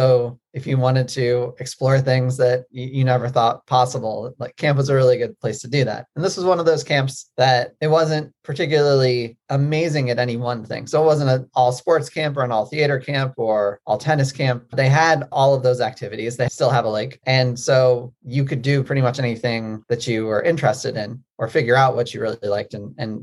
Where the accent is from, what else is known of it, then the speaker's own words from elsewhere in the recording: Maryland, United States; I grew up in Maryland